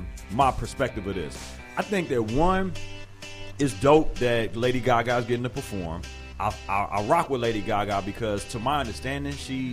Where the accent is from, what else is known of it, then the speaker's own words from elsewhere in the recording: Texas, United States; I'm a Texan.